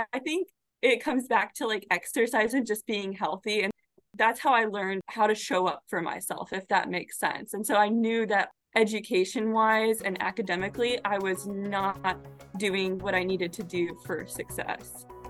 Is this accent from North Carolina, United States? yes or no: no; Arizona, United States; moved away as an adult; also born or lived in Florida; now in Michigan, United States; I grew up in Arizona